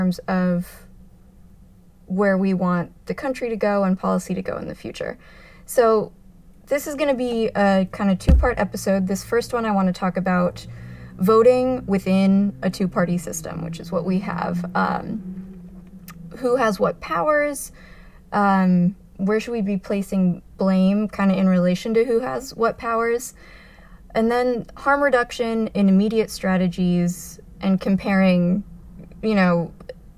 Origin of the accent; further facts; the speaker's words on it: Arizona, United States; now in New York, United States; I'm from Arizona originally.